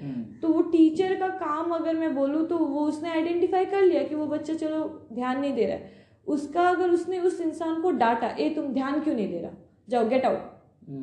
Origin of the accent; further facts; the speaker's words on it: Jaigaon, West Bengal, India; moved away as an adult; also born or lived in Siliguri; मैं बंगाल की रहने वाली हूँ